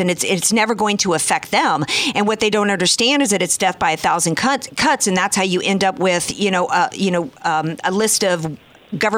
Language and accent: English; the South, United States; now in California, United States; I'm from the South.